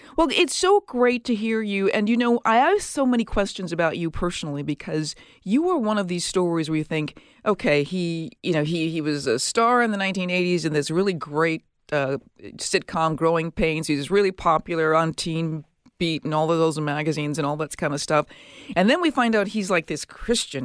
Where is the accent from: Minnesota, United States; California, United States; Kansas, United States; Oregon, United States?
Minnesota, United States; Minneapolis; from my hometown. I'm from Minneapolis